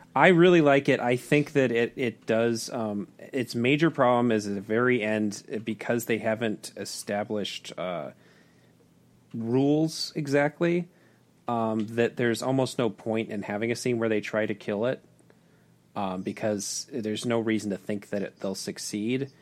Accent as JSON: {"language": "English", "town": "Tucson", "region": "Arizona", "country": "United States", "tie": "born or raised there", "said": "my hometown of Tucson, Arizona"}